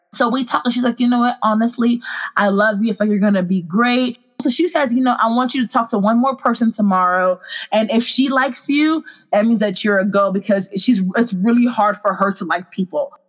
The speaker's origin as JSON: {"language": "English", "town": "Dallas", "region": "Texas", "country": "United States", "tie": "born or raised there", "also_born_or_lived": "Congo", "said": "I am originally from Congo, but my family brought me to America when I was nine months old, and I've lived in Dallas, Texas ever since"}